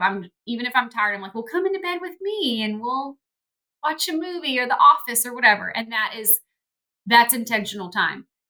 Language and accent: English; Texas, United States; moved away as an adult; also born or lived in Pittsburgh; we had just moved to Pittsburgh, which we, you know, all all of us born and raised in Texas and family everywhere